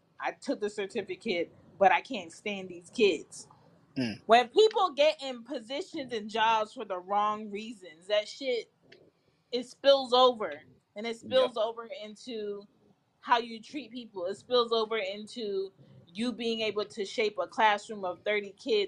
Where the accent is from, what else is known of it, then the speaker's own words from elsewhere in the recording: Jamaica; I'm Jamaican